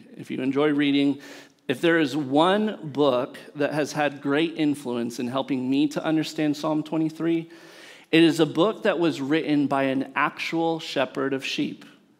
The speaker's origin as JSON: {"language": "English", "region": "California beach cities", "country": "United States", "tie": "born or raised there", "said": "I grew up in California beach cities."}